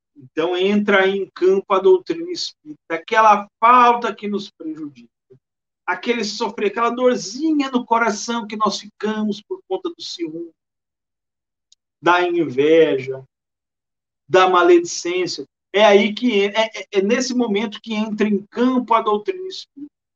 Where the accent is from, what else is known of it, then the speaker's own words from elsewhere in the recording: Bauru, São Paulo, Brazil; also born or lived in Maranhão; now in Salvador, Brazil; eu sou de Bauru, interior do estado de São Paulo